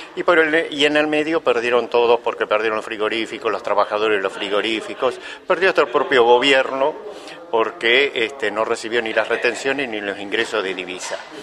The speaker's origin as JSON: {"language": "Spanish", "region": "Buenos Aires Province", "country": "Argentina", "said": "soy bonaerense"}